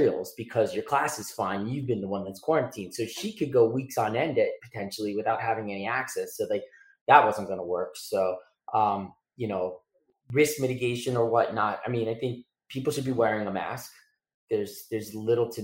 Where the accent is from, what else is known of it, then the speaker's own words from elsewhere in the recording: South Florida, United States; a kid growing up in South Florida with hurricanes